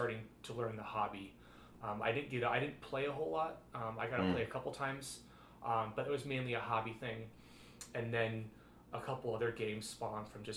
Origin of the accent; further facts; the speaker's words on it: Las Vegas, Nevada, United States; now in Portland, United States; I grew up in Las Vegas, Nevada